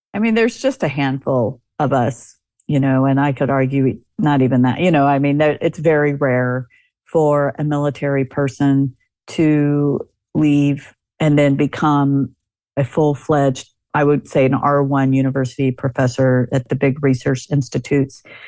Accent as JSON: {"language": "English", "country": "United States"}